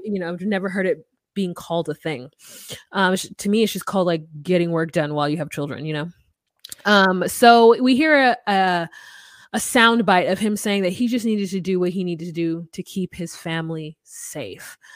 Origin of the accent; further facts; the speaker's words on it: United States; as an American